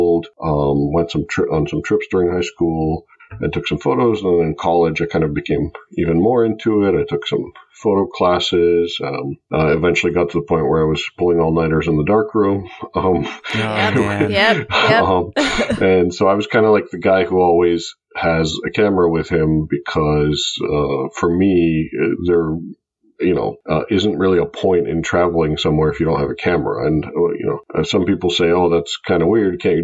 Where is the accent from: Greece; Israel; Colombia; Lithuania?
Greece; moved away as an adult; now in United States; I grew up in Greece and I came to the U.S. to go to college back about 20 years ago.